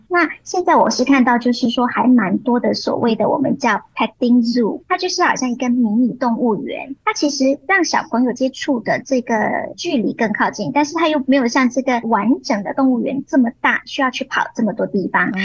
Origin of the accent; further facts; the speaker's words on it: Muar, Johor, Malaysia; now in Kuala Lumpur, Malaysia; 我家乡柔佛州的一个下马坡的一个县，然后其实那边真的是一个比较郊外的地方